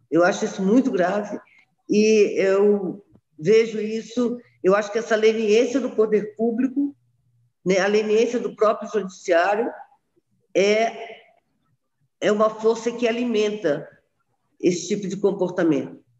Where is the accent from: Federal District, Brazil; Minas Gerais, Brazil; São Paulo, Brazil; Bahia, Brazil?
Federal District, Brazil; Brasília; also born or lived in Rio de Janeiro; Eu nasci no Rio, mas eu gosto demais dessa cidade. Eu acho que todas as minhas experiências de vida estão aqui né? Aqui eu cresci, uh, estudei, uh, trabalhei, me casei, tive meus filhos, tudo aqui.